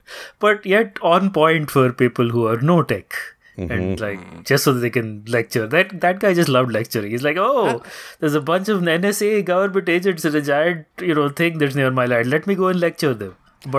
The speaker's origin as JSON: {"language": "English", "country": "India", "said": "Look, I'm Indian."}